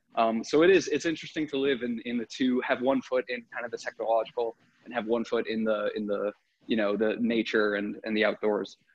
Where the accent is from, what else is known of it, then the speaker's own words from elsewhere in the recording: New England, United States; I grew up in New England